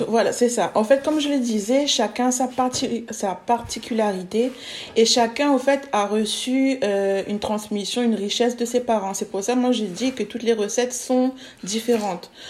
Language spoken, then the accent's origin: French; Réunion; now in Bordeaux, France; je suis réunionnaise de base.